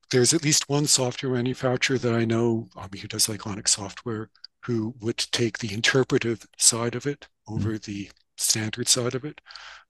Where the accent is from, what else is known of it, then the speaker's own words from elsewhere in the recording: Canada; So, and I speak that as a Canadian publisher